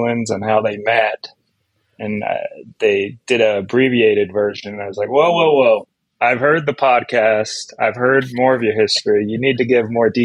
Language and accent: English; Grantsville, Utah, United States; also born or lived in West Valley City, Utah; I grew up in Grantsville.